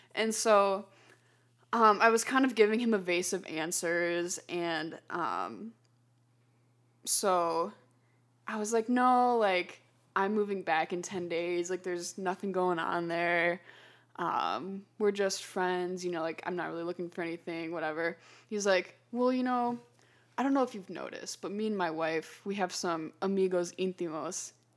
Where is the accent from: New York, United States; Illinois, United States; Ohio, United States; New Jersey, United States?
Illinois, United States; Chicago; we happened to be from Chicago, so O'Hare was closer